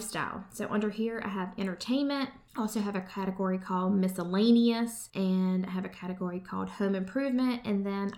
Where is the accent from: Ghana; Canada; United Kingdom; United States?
United States; We as American people